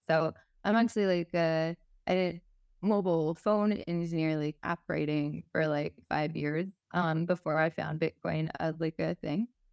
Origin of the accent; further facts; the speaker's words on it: Texas, United States; I'm from Texas, so maybe this is, like, Texan for you also, so maybe I'm also speaking from, like, cultural upbringing